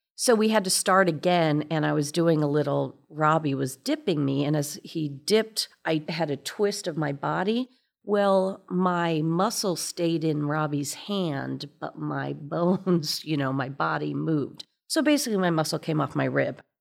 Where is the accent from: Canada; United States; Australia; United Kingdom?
United States; Fort Wayne, Indiana; moved away; I'm from Fort Wayne, Indiana, and this very ballet school